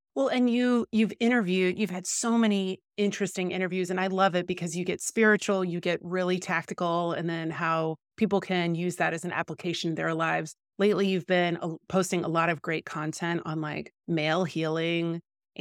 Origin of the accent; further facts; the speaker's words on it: Midwest, United States; now in Los Angeles, United States; But I'm from the Midwest. I feel like that's a different mindset. Now I'm in LA.